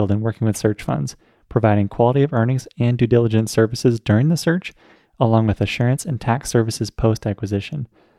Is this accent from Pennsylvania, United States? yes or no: yes; Pittsburgh, Pennsylvania, United States; I'm from Pittsburgh